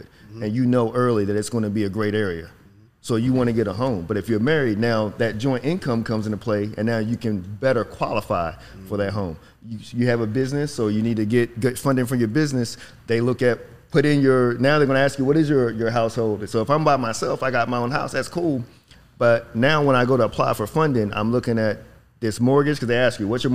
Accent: Virginia, United States; moved away as an adult; now in Dallas, United States; I'm from Virginia, Whitesville, Virginia

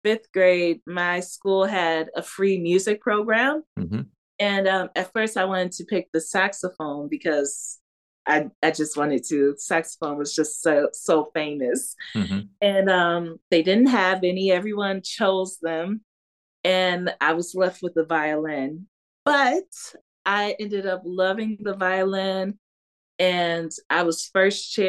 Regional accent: Detroit, Michigan, United States; I was born and raised in Detroit, yeah. Michigan, specifically on the west side at Hutzel Hospital

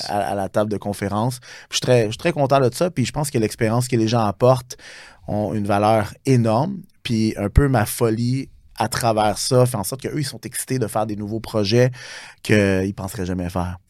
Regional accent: Montreal, Quebec, Canada; je viens du route de Montréal-Nord, je suis très fier de ça

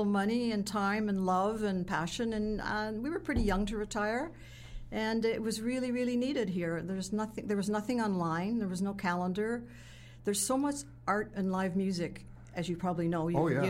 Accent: Canada; moved away as an adult; also born or lived in Toronto; now in Mazatlan, Mexico; I'm Canadian.

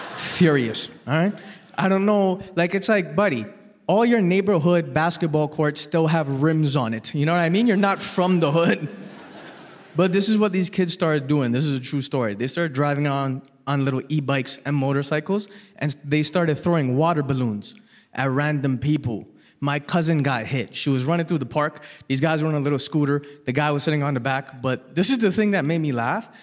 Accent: Toronto, Ontario, Canada; I was born and raised in Toronto

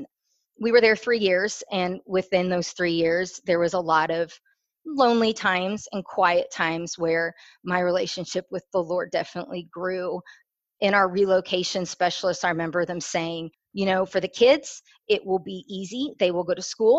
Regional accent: Houston, Texas, United States; also born or lived in Chicago, Illinois; I was born in Chicago. I have one sister, one older sister. I was raised in the church. I moved to Houston when I was 10.

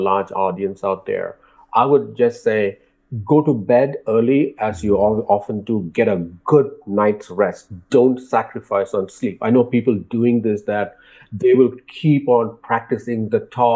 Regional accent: India; growing up in India

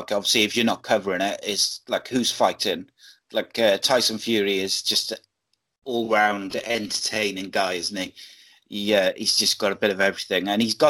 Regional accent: Wales, United Kingdom; obviously, I'm a Welshman

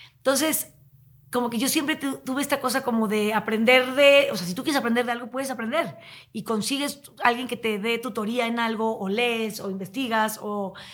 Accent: Tepoztlán, Morelos, Mexico; also born or lived in Chihuahua; now in Mexico City, Mexico; yo crecí en Tepoztlán

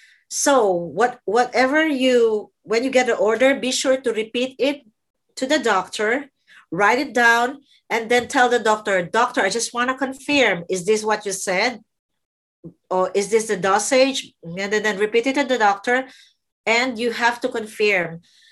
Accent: Qatar; English is a second language; because I came from Qatar and I was scared to talk to the doctor.

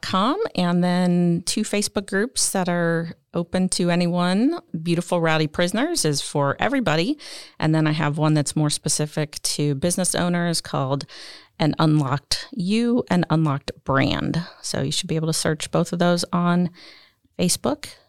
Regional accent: Illinois, United States; I grew up in Illinois, literally in the town that is half Cub fans, half

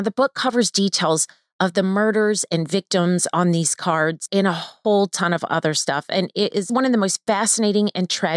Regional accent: Panama City, Florida, United States; now in Orlando, United States; Lori and I are based out of Orlando, Florida, and I am from Panama City, Florida

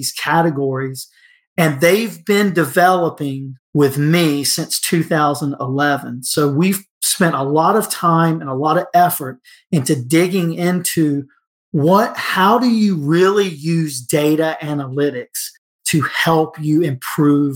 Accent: Cary, North Carolina, United States; Cary, North Carolina, which is my hometown

